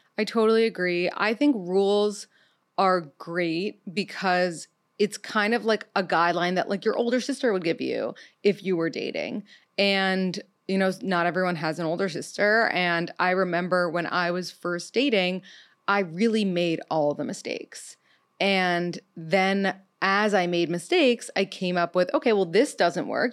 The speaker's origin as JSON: {"language": "English", "town": "New York City", "region": "New York", "country": "United States", "said": "I'm thirty-two. I'm from New York City"}